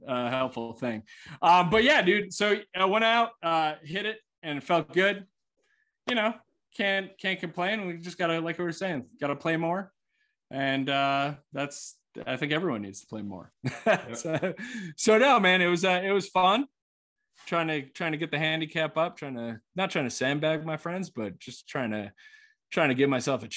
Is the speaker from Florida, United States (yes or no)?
no; New York, United States; I'm from New York